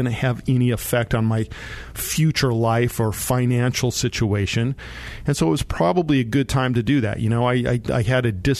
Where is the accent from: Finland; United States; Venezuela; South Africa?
United States; San Luis Valley, Colorado; I grew up down in the San Luis Valley in Colorado